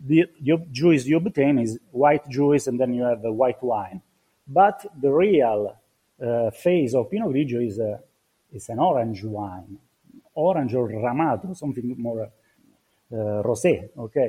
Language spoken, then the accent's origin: English; Marche, Italy; now in Trentino, Italy; I'm not from Trentino. I was born in Marche.